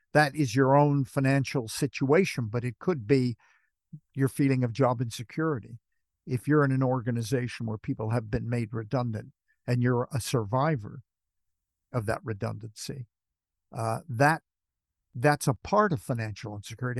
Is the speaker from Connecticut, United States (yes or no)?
no; Los Angeles, California, United States; also born or lived in Manchester, United Kingdom; now in United Kingdom; you can tell from my accent, I come from Hollywood.